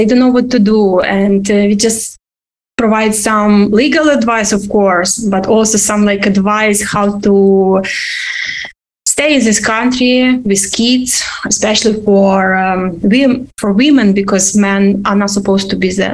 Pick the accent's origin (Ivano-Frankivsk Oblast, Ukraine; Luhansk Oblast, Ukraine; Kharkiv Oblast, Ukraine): Ivano-Frankivsk Oblast, Ukraine; first language Ukrainian; English is a second language; now in New York, United States; I grew up in the Ivano-Frankivsk region.